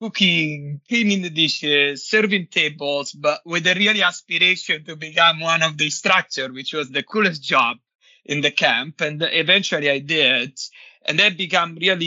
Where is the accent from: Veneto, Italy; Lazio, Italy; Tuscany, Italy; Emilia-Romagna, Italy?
Lazio, Italy; Nettuno; moved away; I grew up in Nettuno, which is a small town, small beach town in the near Rome.